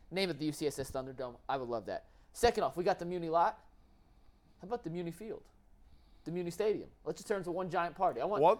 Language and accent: English; New Jersey, United States; So I'm from Jersey, obviously, right?